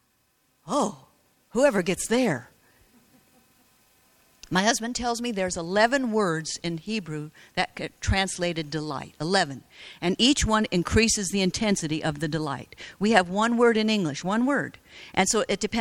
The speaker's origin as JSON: {"language": "English", "country": "United States", "said": "I was from America"}